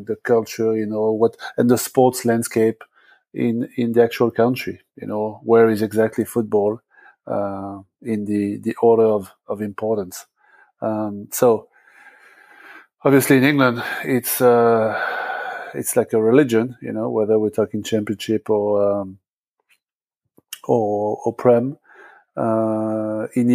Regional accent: France; moved away as an adult; now in United States; back when I was growing up in France

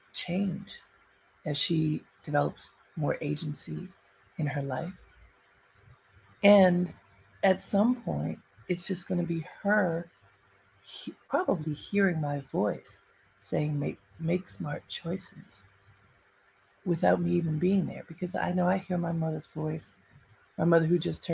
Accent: Baltimore, Maryland, United States; moved away; I grew up in Baltimore in a very sheltered household.

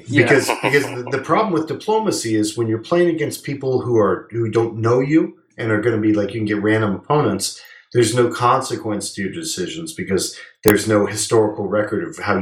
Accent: Monmouth County, New Jersey, United States; I grew up out in Monmouth County, New Jersey

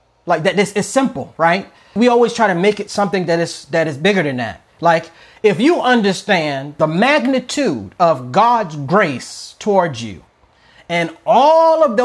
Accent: United States; I'm an American, but I'm a Christian first. Like, you know, I'm African-American

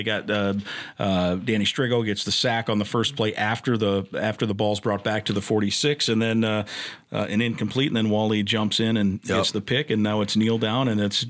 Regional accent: Iowa, United States; I grew up in Iowa

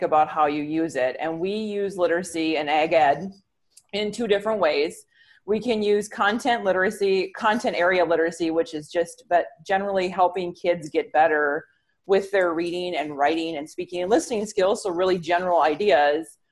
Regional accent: Wisconsin, United States; moved away as an adult; also born or lived in Missouri; now in Brookings, United States; I am originally from Wisconsin, so sometimes that accent gets a little out of control

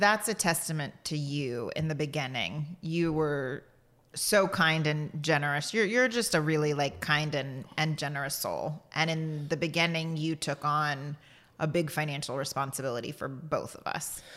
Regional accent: Portland, Texas, United States; you and I grew up in the same place

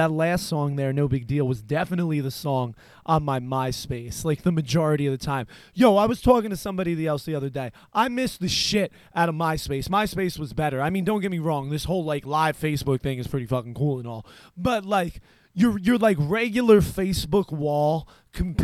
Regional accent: New Jersey, United States; I am from New Jersey

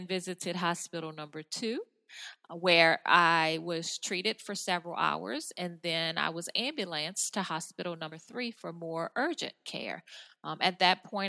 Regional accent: New Orleans, Louisiana, United States; I'm from New Orleans area

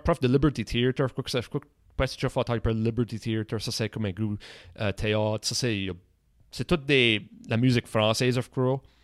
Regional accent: Nova Scotia, Canada; accent: Acadian; notre accent, ok, acadien

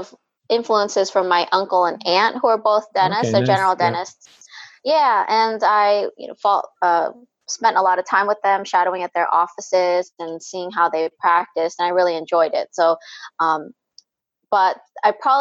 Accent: California, United States; moved away as an adult; now in New York, United States; I was raised in California, went to school there

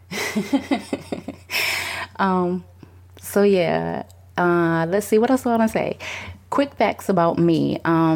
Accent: Richmond, United States; also born or lived in Boston, Massachusetts; I was born in Boston, but I have been in Richmond since I was about five

